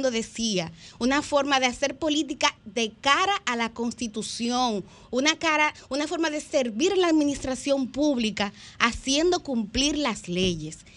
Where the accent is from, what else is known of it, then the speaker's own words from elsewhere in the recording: Dominican Republic; Ahora nos toca a nosotros, como pueblo dominicano, seguir pujando para que en la política